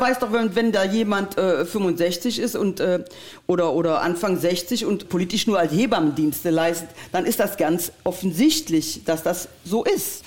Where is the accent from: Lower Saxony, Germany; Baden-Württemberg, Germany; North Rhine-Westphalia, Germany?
North Rhine-Westphalia, Germany; Geilenkirchen; unsere Stadt Geilenkirchen